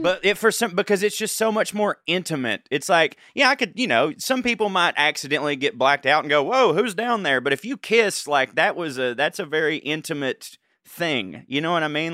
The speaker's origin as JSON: {"language": "English", "region": "the South", "country": "United States", "tie": "born or raised there", "said": "in my hometown"}